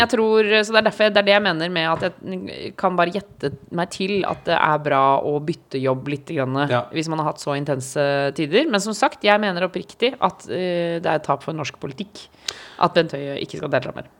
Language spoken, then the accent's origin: Norwegian; Oslo, Norway; also born or lived in Trondheim; jeg bodde i Trondheim, men jeg sov hos mamma da Når jeg var hjemme i Oslo